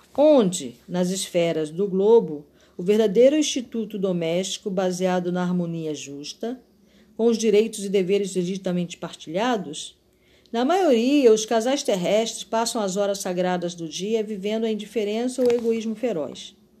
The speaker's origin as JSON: {"language": "Portuguese", "region": "Rio de Janeiro", "country": "Brazil", "said": "sou carioca"}